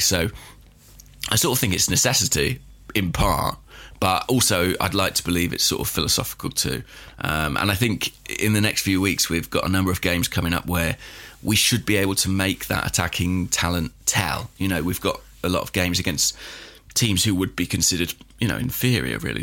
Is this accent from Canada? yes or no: no; England, United Kingdom; I'm English